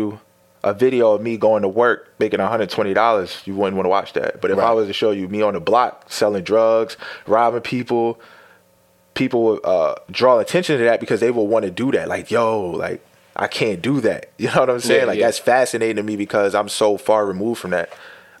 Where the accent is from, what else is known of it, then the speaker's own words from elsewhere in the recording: Blackwood, New Jersey, United States; also born or lived in Bloomfield, New Jersey; I said, I'm from Blackwood. They're like, where's that at? I'm like, South Jersey.